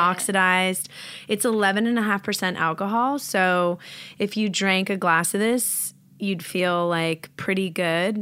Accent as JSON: {"language": "English", "region": "New York", "country": "United States", "moved": "yes", "lives_now": "Los Angeles, United States", "said": "I'm from New York"}